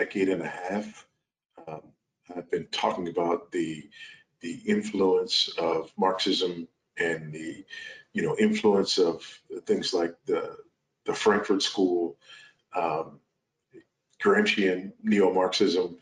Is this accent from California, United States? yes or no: yes; Los Angeles, California, United States; moved away as an adult; now in Zambia; I was born and raised in South Los Angeles, California, raised by a single teenage mother